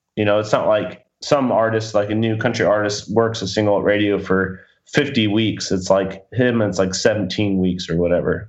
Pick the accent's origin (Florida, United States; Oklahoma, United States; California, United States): Florida, United States; moved away; I'm from Florida